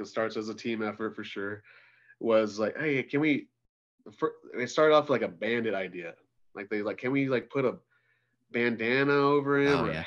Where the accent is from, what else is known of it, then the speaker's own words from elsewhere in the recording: Windsor, Colorado, United States; Right here in Northern Colorado, graduated from Windsor High School